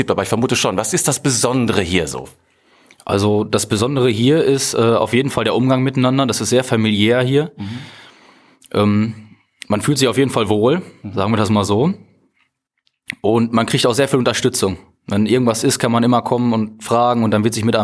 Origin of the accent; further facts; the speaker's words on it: Iserlohn, North Rhine-Westphalia, Germany; Ich komme ursprünglich nicht aus Meschede, mhm. sondern aus Iserlohn.